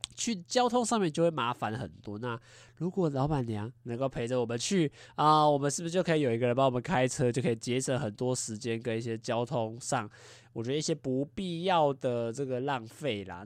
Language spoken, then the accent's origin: Chinese; Taiwan; 我们台 湾人